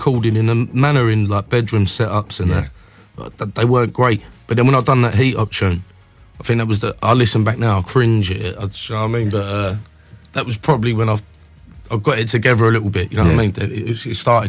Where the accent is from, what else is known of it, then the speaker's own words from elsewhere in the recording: Dagenham, London, United Kingdom; where I was from Dagenham.